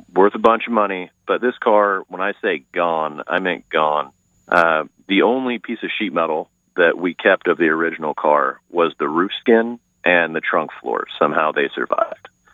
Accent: Clay Center, Kansas, United States; also born or lived in Gardner, Kansas; I grew up in Kansas, Clay Center, Kansas

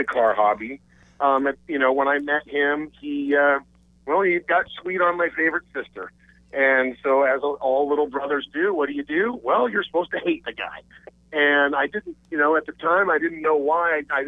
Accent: Eastern Oregon, United States; I was born out in Eastern Oregon

